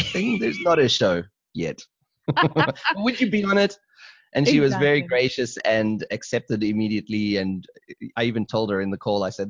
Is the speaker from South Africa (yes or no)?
yes; South Africa; moved away as an adult; now in Germany; I'm originally from South Africa, but I've since become a German myself.